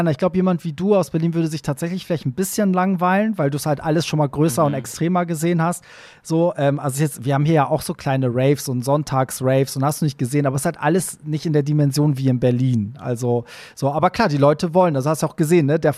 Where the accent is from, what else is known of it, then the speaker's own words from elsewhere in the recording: Iran; now in Germany; so, ich als Perser, weißt du so, mach einen Truck und fahre durch diese Stadt, während in meiner, in meiner Heimat würde man mich dafür öffentlich erschießen wahrscheinlich